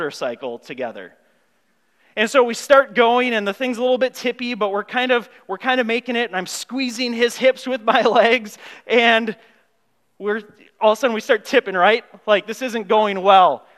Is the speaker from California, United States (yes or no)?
no; Grand Marais, Minnesota, United States; I grew up in Grand Marais, a small town up north